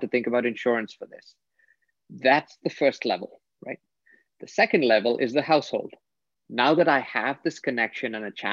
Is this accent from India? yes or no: yes; India; I grew up in India